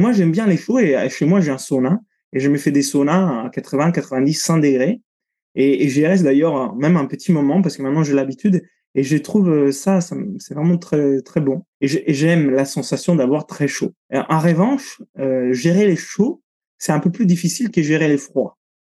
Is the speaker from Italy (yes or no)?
yes; Italy; moved away; je suis italien, j'ai grandi sous la côte italienne